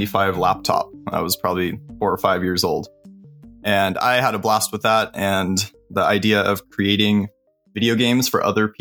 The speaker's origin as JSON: {"language": "English", "region": "California", "country": "United States", "tie": "born or raised there", "said": "I grew up in California"}